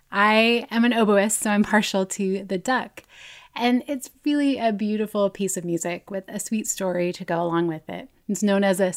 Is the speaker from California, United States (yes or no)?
yes; California, United States; Chicana artists like myself who was born and raised in Southern California